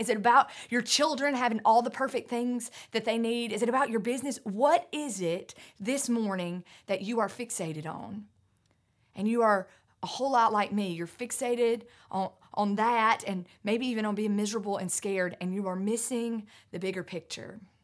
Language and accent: English; North Carolina mountains, United States; I grew up in the North Carolina mountains